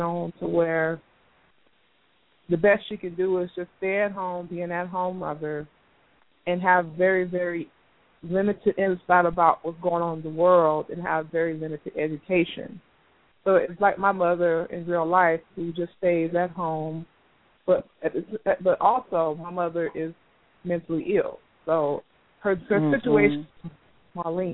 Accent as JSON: {"language": "English", "town": "Miami", "region": "Florida", "country": "United States", "tie": "born or raised there", "said": "I grew up in Miami, grew up poor"}